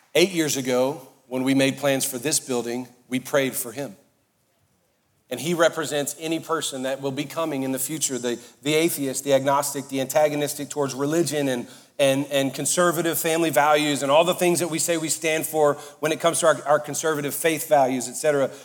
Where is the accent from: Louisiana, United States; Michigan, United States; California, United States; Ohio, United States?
Louisiana, United States; Cajun and Southern; I'm Cajun and Southern